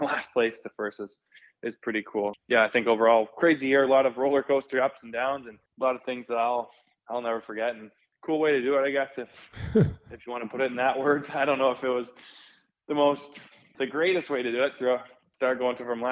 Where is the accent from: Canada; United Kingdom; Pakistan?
Canada; St. Albert, Alberta; moved away; went back home to my hometown, St. Albert